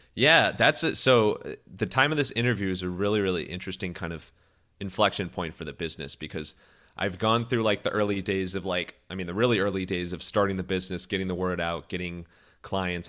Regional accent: Cleveland, Ohio, United States; I'm from Cleveland

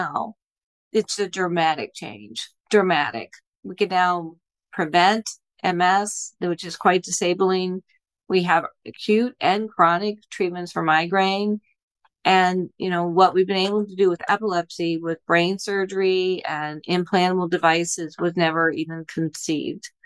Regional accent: Indianapolis, Indiana, United States; now in Buffalo, United States; I grew up in Indiana, and my father is a physician

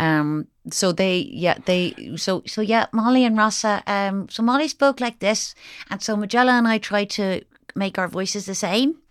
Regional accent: Kinsale, Munster, Ireland; I was from, I'm from Kinsale

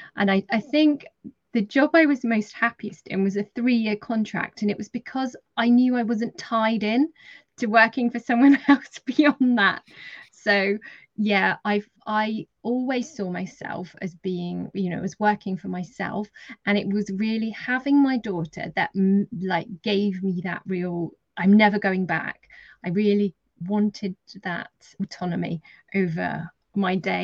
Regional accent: Dorset, South West England, United Kingdom; also born or lived in London; I'm from Dorset, so I've jumped around a bit from London to Dorset in the UK quite a bit.

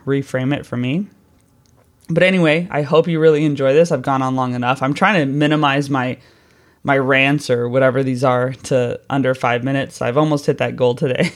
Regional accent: United States; moved away as an adult; now in London, United Kingdom; I'm American

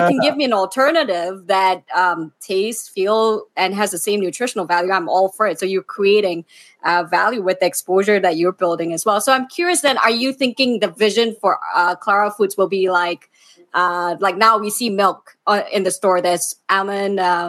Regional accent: Malaysia; I'm still Malaysian Chinese.

